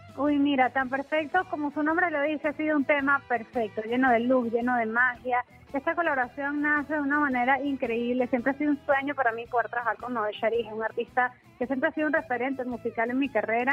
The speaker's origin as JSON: {"language": "Spanish", "country": "Venezuela", "tie": "born or raised there", "also_born_or_lived": "San Diego, California, United States", "moved": "as an adult", "lives_now": "United States", "said": "yo nací en los Estados Unidos, en San Diego, California, pero me fui muy bebé a Venezuela y vi toda mi vida allá"}